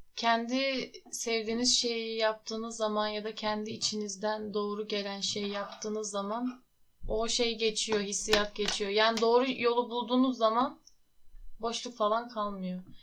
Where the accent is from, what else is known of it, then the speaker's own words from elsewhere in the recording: Muğla, Turkey; also born or lived in Tokat / İzmir; Tokat'ta yaşıyordum. 9 yaşına kadar. 9 yaşında Muğla'ya taşındık.